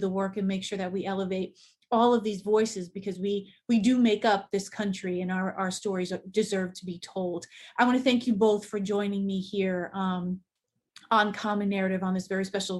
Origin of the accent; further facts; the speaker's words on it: Springfield, Massachusetts, United States; I'm from Springfield